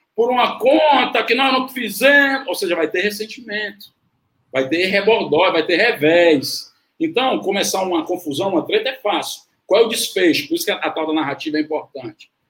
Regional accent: Fortaleza, Ceará, Brazil; eu nasci e me criei, está na aldeota

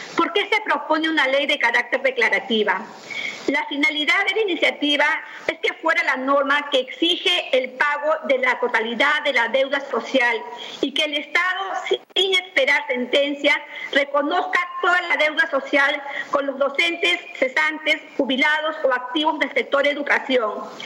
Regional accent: Peru; also born or lived in Cañete Province, Lima, Peru; todos los peruanos

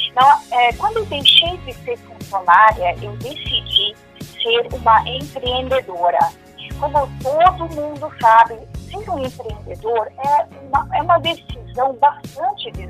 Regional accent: São Paulo, Brazil; first language German; eu sou paulista, nasci em São Paulo. Eu devo ter um pouco de sotaque, porque eu nasci em uma família que fala alemão. É, também fui educada no alemão, né?

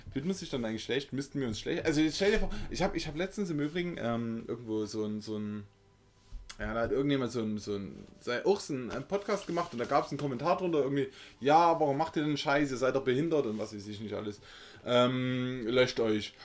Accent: Saxony, Germany; accent: Saxon; unseren sächsischen Dialekt

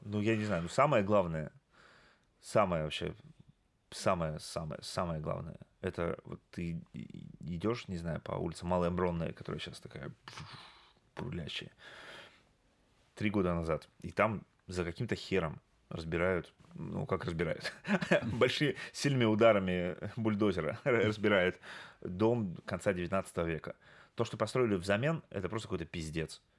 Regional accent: Yekaterinburg, Sverdlovsk Oblast, Russia; в моем родном городе, в Екатеринбурге

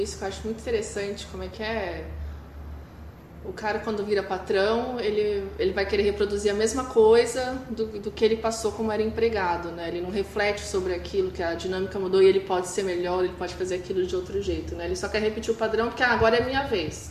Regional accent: Ribeirão Preto, São Paulo, Brazil; moved away; na cidade que eu cresci, em Ribeirão Preto, interior de São Paulo

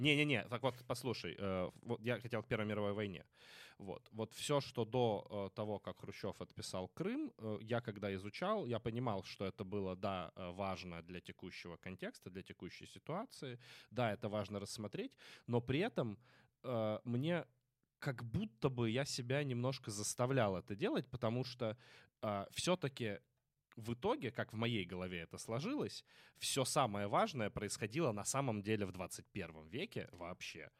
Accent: Kremenchuk, Poltava Oblast, Ukraine; в моем родном городе Кременчуге

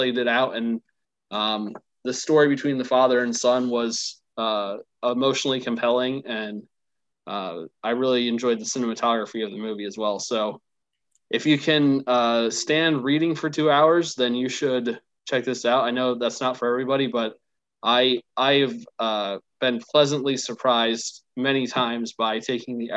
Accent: United States; As an American

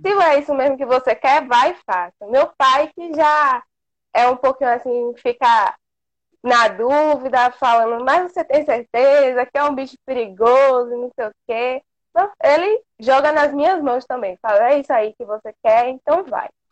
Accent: interior of Bahia, Brazil; eu sou aqui do interior da Bahia

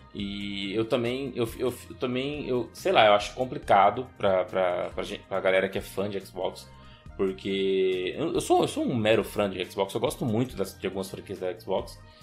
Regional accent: Brazil; nós somos brasileiros

